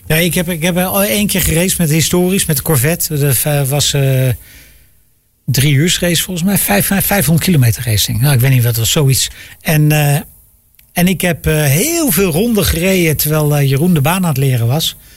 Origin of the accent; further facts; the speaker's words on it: Netherlands; wij als Nederlanders